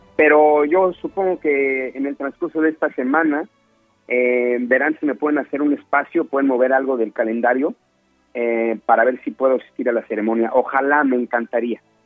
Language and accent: Spanish; Mexico; moved away as an adult; now in Los Angeles, United States; yo me salí de México hace siete años y medio